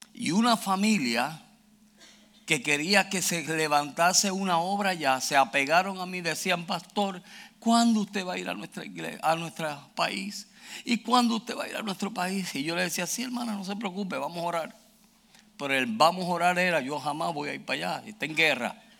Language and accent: Spanish; Puerto Rico; moved away; also born or lived in Houston, Texas; Yo soy original de Puerto Rico. Yo soy boricua.